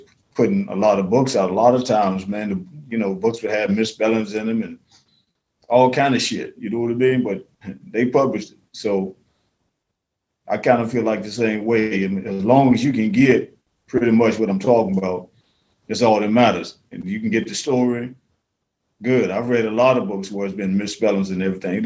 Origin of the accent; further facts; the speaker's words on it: New Orleans, Louisiana, United States; I'm really from New Orleans. So in Mississippi Delta, we live all over the South. So we say things a little different down there